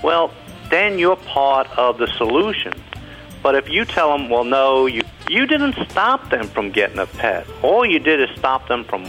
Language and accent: English; Kentucky, United States; moved away as an adult; also born or lived in New York